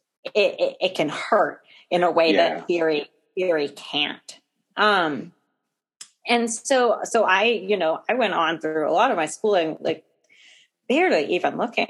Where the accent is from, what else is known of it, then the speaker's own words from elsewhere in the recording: New England, United States; I was growing up in New England